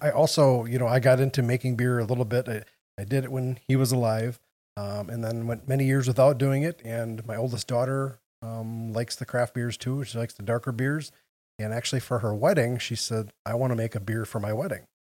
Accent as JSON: {"language": "English", "town": "Wausau", "region": "Wisconsin", "country": "United States", "tie": "born or raised there", "moved": "as an adult", "lives_now": "Green Bay, United States", "said": "I grew up, I was born in Wausau, so right down in central Wisconsin."}